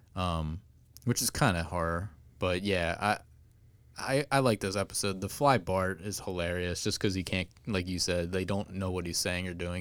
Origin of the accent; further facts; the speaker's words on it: Springfield, United States; we're actually from Springfield